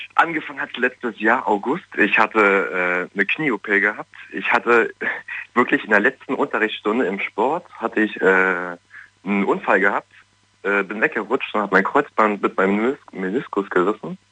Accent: Germany; ich komme aus Berlin, also Nähe Berlin

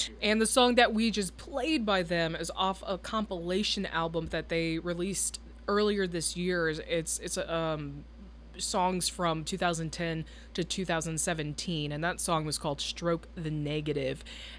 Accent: Michigan, United States; now in Nashville, United States; Detroit, Michigan, my home state.

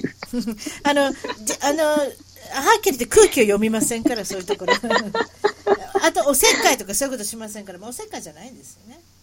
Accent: Osaka, Japan; accent: Osaka-ben; 英語に、英語に、英語標準語大阪弁。

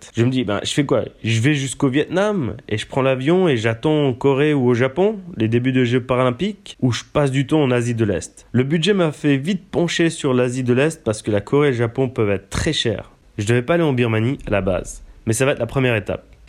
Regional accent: Switzerland; En tant que Suisse

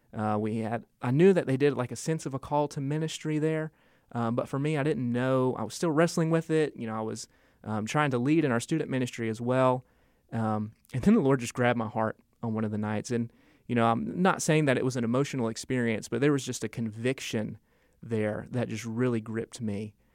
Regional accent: Asheville, North Carolina, United States; from Asheville, grew up in Asheville

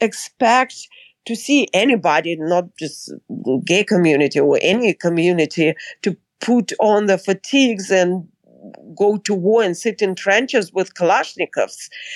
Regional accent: San Francisco, California, United States; I'm from San Francisco. So of course the gay community is very, very active there

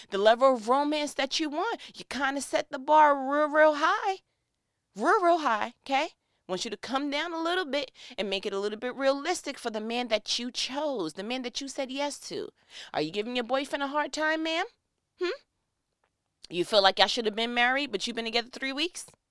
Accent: New York, United States; moved away as an adult; now in Georgia, United States; I was born and raised in New York, but my people are from Gaston, Alabama

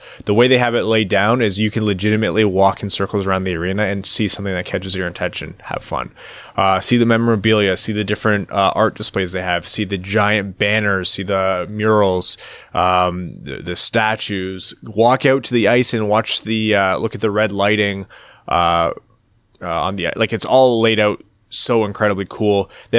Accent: Windsor, Ontario, Canada; We're going to go, we're going to a tournament by Windsor this weekend. That's my hometown.

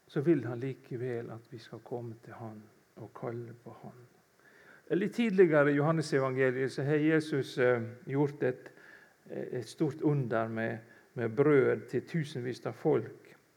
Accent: Kvitsøy, Rogaland, Norway; moved away; jeg stammer egentlig fra Kvitsøy i Rogaland, ute i Buknafjorden der.

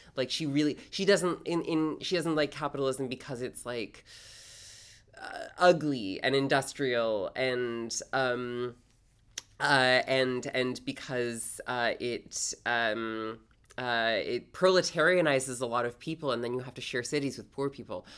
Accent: Toronto, Ontario, Canada; moved away as an adult; now in New York, United States; I'm originally from Canada. Uh, specifically, I grew up in Toronto

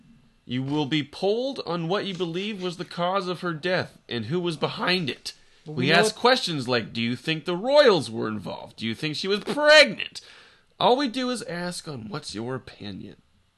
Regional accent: Alabama, United States; We're from Alabama.

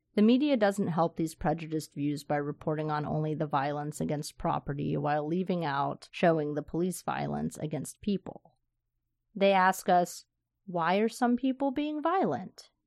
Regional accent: the South, United States; moved away; I grew up in the South

